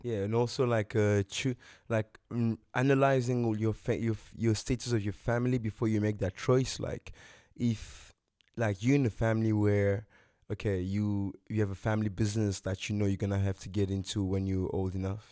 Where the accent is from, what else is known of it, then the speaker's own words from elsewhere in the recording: DR Congo; now in South Africa; my home country, G R C Congo